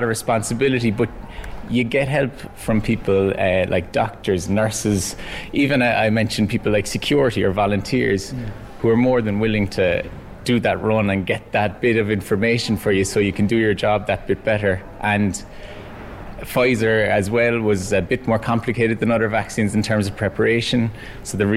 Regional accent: Cork, Munster, Ireland; my hometown Cork

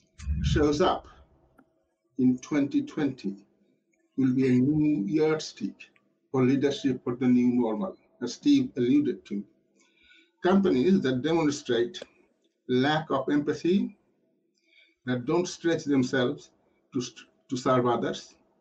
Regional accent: Kolkata, West Bengal, India; also born or lived in Yorkshire, England; now in United Kingdom; I was born in Calcutta, where Mother Teresa set up her first missionaries of charities

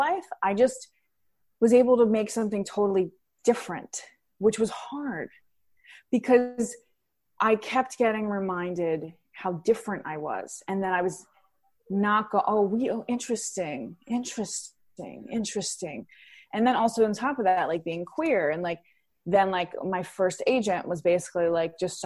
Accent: New York City, New York, United States; I grew up in Queens, New York, in an Italian-American family

